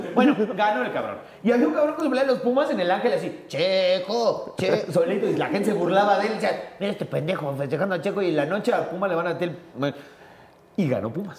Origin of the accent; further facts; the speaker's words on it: Mexico; habíamos como 40 mexicanos